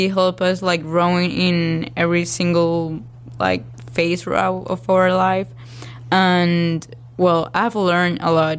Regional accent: Valle del Cauca, Colombia; now in Hattiesburg, United States; I was playing with Selección Valle. That's my hometown team.

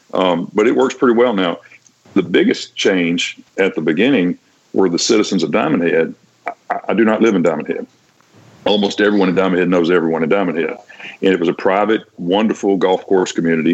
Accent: Vicksburg, Mississippi, United States; moved away as an adult; also born or lived in Washington, D.C. / Cincinnati; I went back to my hometown newspaper, which is the Vicksburg Evening Post

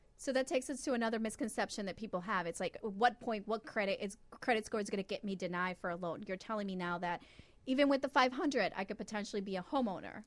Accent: Honduras; now in United States; I was born in Honduras

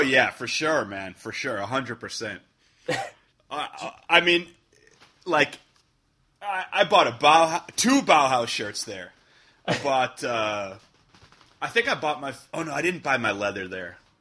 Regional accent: Chicago, Illinois, United States; moved away as an adult; also born or lived in Wales; now in New York, United States; I grew up in Chicago, you know, so I, I mean, that's still my city

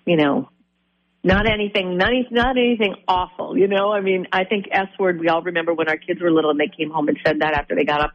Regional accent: Faribault, Minnesota, United States; growing up in Faribault, we didn't have cell phones back when I was a kid

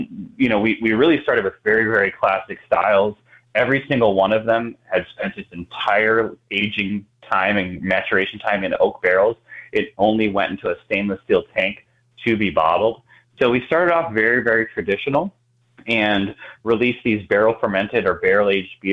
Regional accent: Milwaukee, Wisconsin, United States; moved away as an adult; also born or lived in Durango, Colorado / Aspen, Colorado; now in Milwaukee, United States; I grew up in Milwaukee area

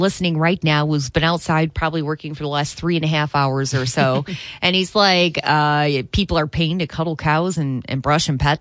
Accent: St. Joseph County, Michigan, United States; growing up in St. Joseph County, I went to school with a lot of farmers

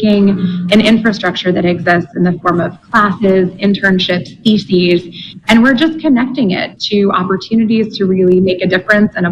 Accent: Richmond, New York, United States; moved away as an adult; now in Oxford, Mississippi, United States; I grew up in New York

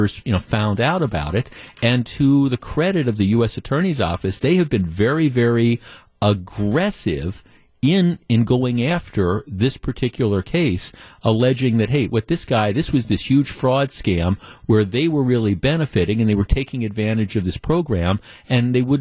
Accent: Glendale, Wisconsin, United States; I grew up in Glendale. When my parents moved here when I was like 9 or 10 years old

